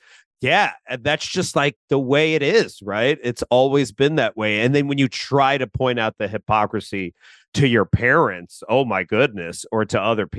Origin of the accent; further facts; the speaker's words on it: Philippines; you know, I'm Filipino and I watch a lot of like TikToks from like Filipino comedians.